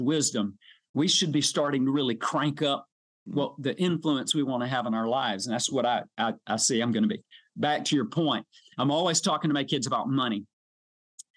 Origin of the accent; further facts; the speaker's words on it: South Georgia, United States; also born or lived in Valdosta, Georgia; I'm a South Georgia guy. I was born in Hay Hire